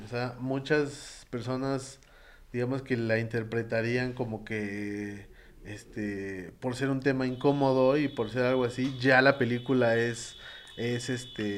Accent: Mexico

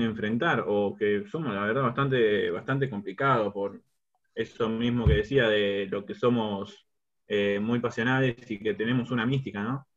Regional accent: Argentina; somos eh, los argentinos

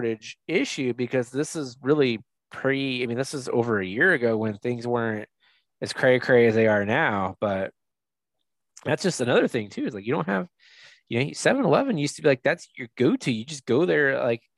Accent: El Cajon, California, United States; also born or lived in Mira Mesa, San Diego; I grew up like in El Cajon

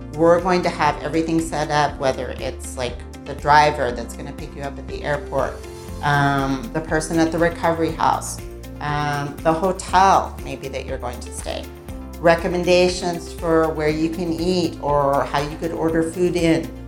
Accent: United States; now in Mexico; I grew up in the US

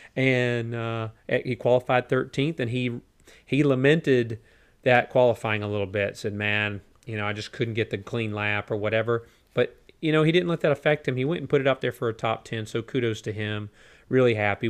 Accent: United States; it's just two guys from America

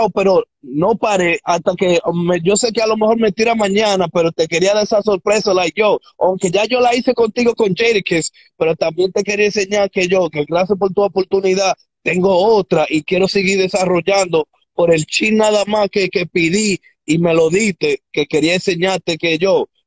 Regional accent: Dominican Republic; accent: Dominican; now in United States; yo soy mitad boricua, mitad dominicano, el español mío tú lo oyes medio dominicano

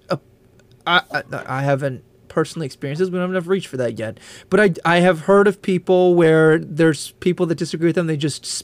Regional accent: Eau Claire, Wisconsin, United States; born there; also born or lived in Illinois / Tennessee / Kentucky / North Dakota; in uh, Eau Claire, Wisconsin. Then I moved to Illinois. Then I was in the South. I was in Tennessee. I did my master's in Kentucky. I did my PhD in North Dakota.

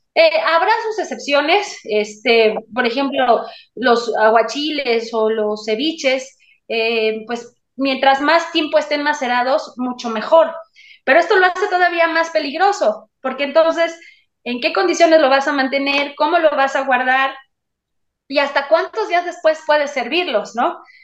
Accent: Mexico; soy mexicana

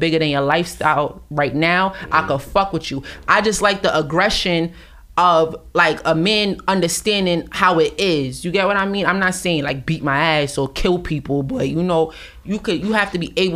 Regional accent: New York City, New York, United States; I'm from Brooklyn

